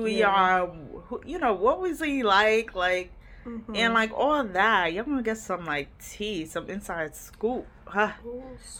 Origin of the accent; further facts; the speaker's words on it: New York City, New York, United States; I grew up in Brooklyn, New York